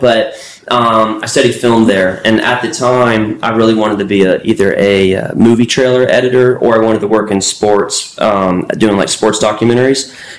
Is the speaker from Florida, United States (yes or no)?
yes; Tampa, Florida, United States; moved away as an adult; now in Nashville, United States; Tampa, Florida. Okay. That's home.